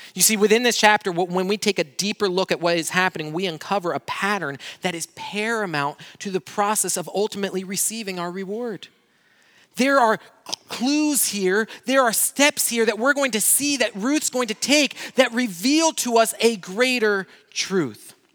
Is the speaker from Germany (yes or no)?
no; Brazil; moved away; I grew up in Brazil